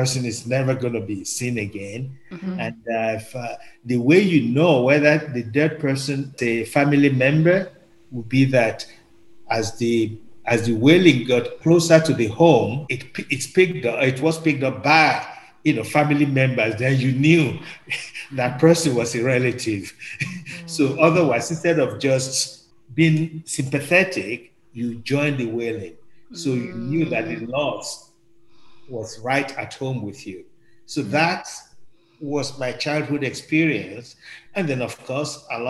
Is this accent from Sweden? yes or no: no; Nigeria; now in Canada; I'm originally from Nigeria, as a Yoruba